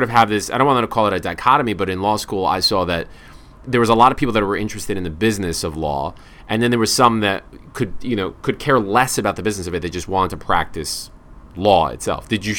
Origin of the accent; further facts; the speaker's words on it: New York City, New York, United States; I was surrounded by a lot of solo practitioners growing up in Brooklyn.